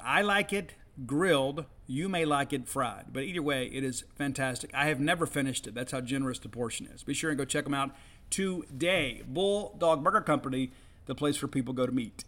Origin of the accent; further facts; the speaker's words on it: South Mississippi, United States; now in Starkville, United States; I grew up in South Mississippi